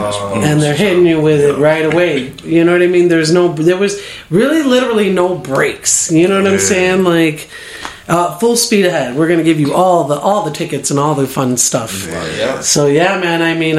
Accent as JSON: {"language": "English", "town": "Chicago", "region": "Illinois", "country": "United States", "moved": "yes", "lives_now": "Las Vegas, United States", "said": "I'm from Chicago originally"}